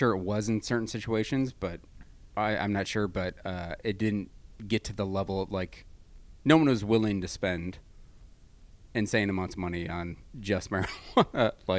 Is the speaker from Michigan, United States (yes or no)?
yes; Michigan, United States; now in California, United States; Like, even just going back home to Michigan, I realize how kind of backwards the thinking is